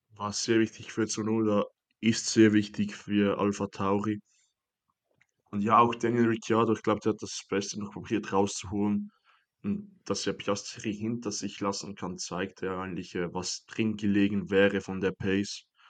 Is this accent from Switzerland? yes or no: yes; Switzerland; Ich bin da als Schweizer